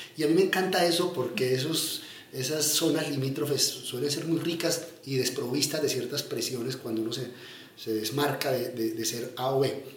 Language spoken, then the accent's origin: Spanish; Medellín, Antioquia, Colombia; also born or lived in Yarumal; Yo crecí en la Medellín de los 80 y de los 90, vengo de un pueblo eh, que es Yarumal